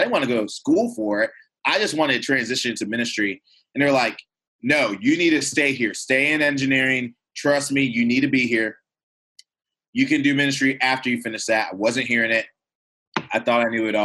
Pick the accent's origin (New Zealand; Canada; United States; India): United States; Louisiana; also born or lived in Michigan; my dad's job transferred him to Louisiana. And so I moved to Louisiana. I went to kind of finish up elementary school, went to middle school and high school there, Louisiana